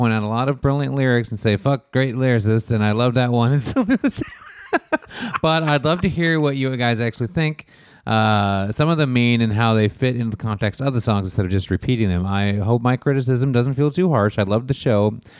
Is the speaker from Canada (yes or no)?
yes; Toronto, Ontario, Canada; I'm from Toronto, was only about 7 at the time.